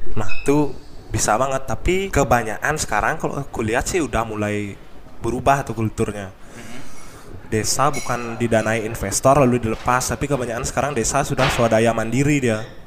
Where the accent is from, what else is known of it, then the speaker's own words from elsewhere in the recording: Bali, Indonesia; orang kita itu orang Bali